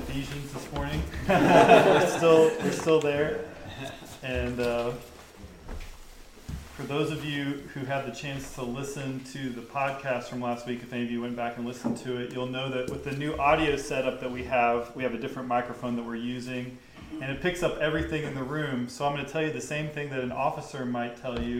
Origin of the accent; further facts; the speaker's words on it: the South, United States; I grew up in the South.